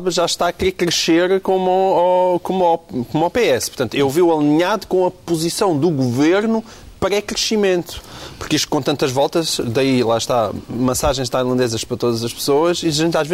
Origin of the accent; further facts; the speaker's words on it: Portugal; Eu sei que lá em Portugal se trabalha muito. Foi o que eu disse. Eu sou português e nós trabalhamos imenso.